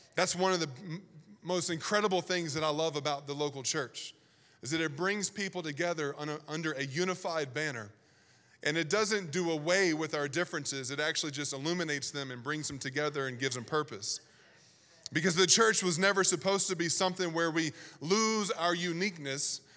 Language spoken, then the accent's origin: English; Virginia, United States; I grew up in Virginia